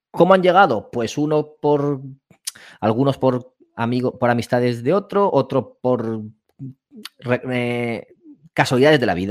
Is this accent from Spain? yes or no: yes; Elche, Valencian Community, Spain; now in Barcelona, Spain; Y el núcleo somos de Elche, aunque uno está viviendo en Barcelona.